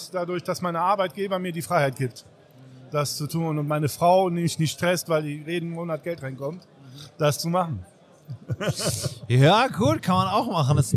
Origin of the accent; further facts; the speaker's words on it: Seville, Andalusia, Spain; German is a second language; Ich bin aus Andalusien, aus Sevilla.